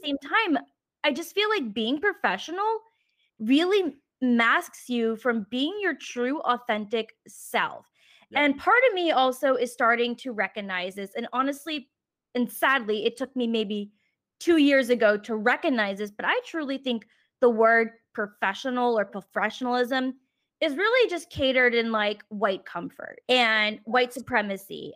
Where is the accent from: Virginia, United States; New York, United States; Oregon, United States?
Virginia, United States; Richmond; moved away; I'm currently back in my hometown of Richmond, Virginia for the whole month of April